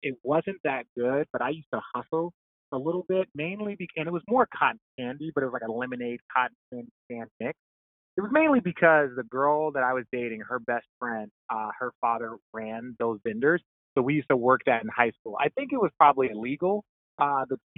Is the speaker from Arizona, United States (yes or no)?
yes; Arizona, United States; I'm from Arizona.